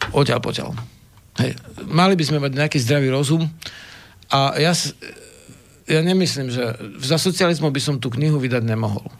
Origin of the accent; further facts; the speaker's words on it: Slovakia; som zo Spiša